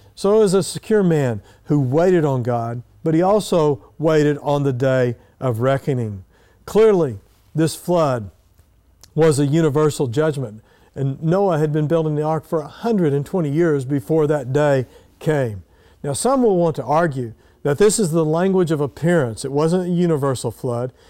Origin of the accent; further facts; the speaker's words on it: Eden, Oklahoma, United States; when I was a little boy growing up in Eden, Oklahoma